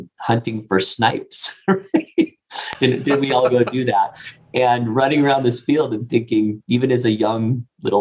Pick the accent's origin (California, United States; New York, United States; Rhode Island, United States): California, United States; Pasadena; where I grew up in Pasadena area of California